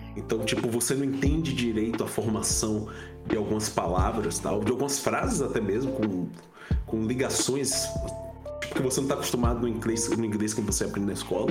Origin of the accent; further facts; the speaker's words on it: Feira de Santana, Bahia, Brazil; also born or lived in Itabuna; eu sou baiano, é, nascido em Itabuna, mas fui criado em Feira de Santana, que é a segunda maior cidade do estado da Bahia.